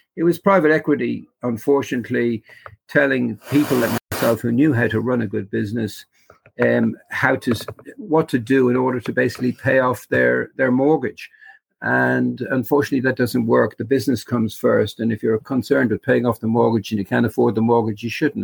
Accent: Ireland; now in Australia; But I miss Ireland, but I'm Australian now.

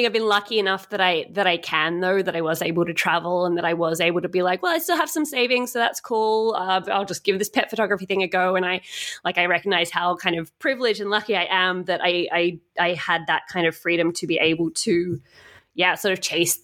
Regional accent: Australia; moved away as an adult; also born or lived in Europe; So I'm from Australia originally, and 5 years ago I traveled over to Europe

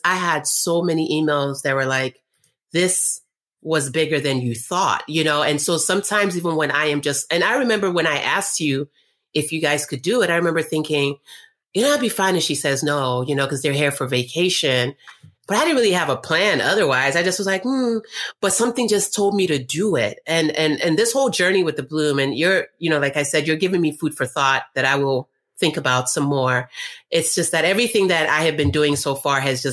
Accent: North Carolina, United States; also born or lived in Nigeria; I'm from Nigeria originally, but I grew up in North Carolina.

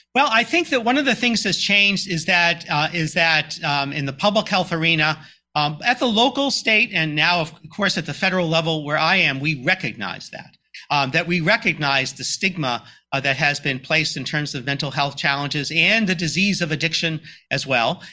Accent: Boston, Massachusetts, United States; moved away; I grew up in the Greater Boston area

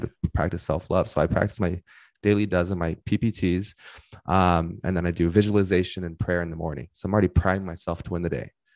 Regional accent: Inland Empire, California, United States; I am from the Inland Empire, so if you know Los Angeles, head about thirty minutes east

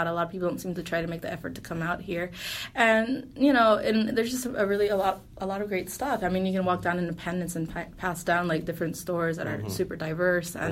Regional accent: North Carolina, United States; moved away as an adult; also born or lived in California / Rhode Island / Guatemala; now in Kansas City, United States; grew up in North Carolina

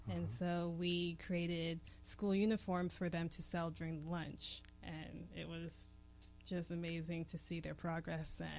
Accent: Atlanta, Georgia, United States; now in Pittsburgh, United States; I am from Atlanta, aka Hotlanta, and I've moved around quite a bit in my life.

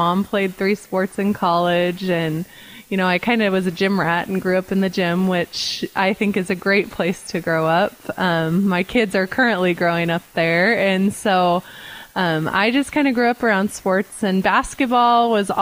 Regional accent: Nampa, Idaho, United States; also born or lived in Ohio; I was born and raised in Yampa. When I was about in fifth grade, we moved to Ohio, lived there for a couple of years, and then moved back to Idaho my freshman year of high school

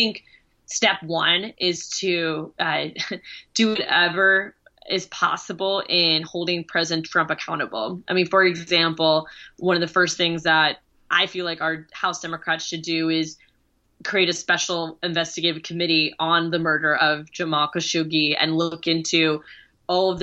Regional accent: Orlando, Florida, United States; I grew up in Orlando

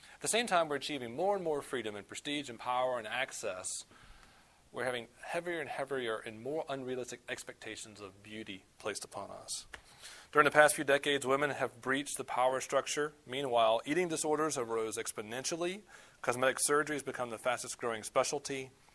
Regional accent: the South, United States; I'm from the South

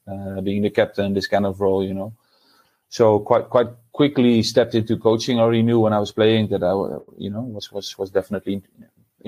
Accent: Deventer, Overijssel, Netherlands; moved away; I was born and raised in Deventer in the east of the Netherlands.

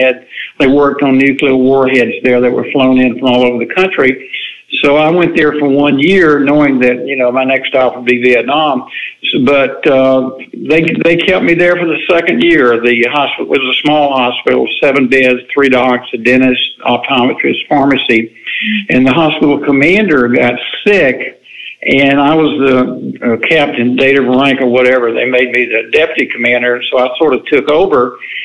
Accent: Valdosta, Georgia, United States; now in Fort Walton Beach, United States; Well, I grew up in Valdosta, Georgia, in South Georgia.

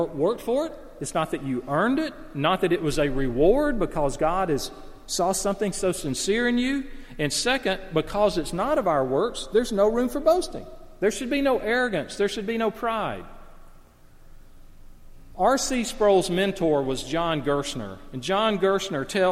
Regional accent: the South, Southern United States, United States; Now, I speak as a Southerner. I love the South. I grew up in the South.

